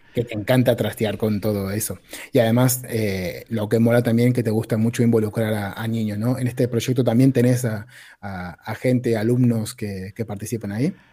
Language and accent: Spanish; Argentina; now in Spain; soy argentino, llevo muchos años en España